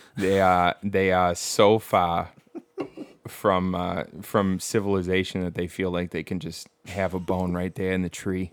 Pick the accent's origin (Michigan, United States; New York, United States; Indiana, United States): Michigan, United States; Bad Axe; moved away; I'm from Bad Axe.